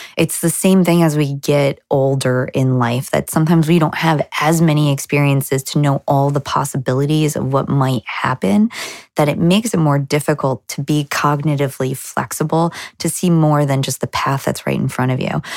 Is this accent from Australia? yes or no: no; New Jersey, United States; moved away as an adult; now in Boston, United States; We're not from Boston originally. We're from New Jersey